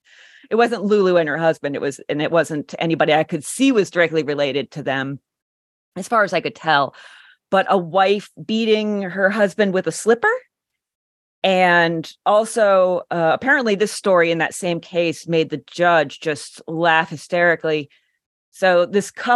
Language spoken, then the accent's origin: English; Warren, Pennsylvania, United States; now in Johnstown, United States; I come from Northwest. I'm from Warren.